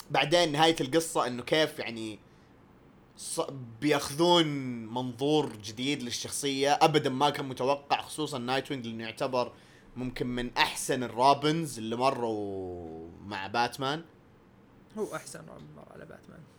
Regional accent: Lebanon; انا اصلي لبناني

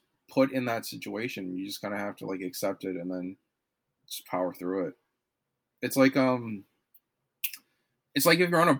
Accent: Toronto, Ontario, Canada; moved away as an adult; also born or lived in Montreal; now in Vancouver, Canada; I'm from Toronto

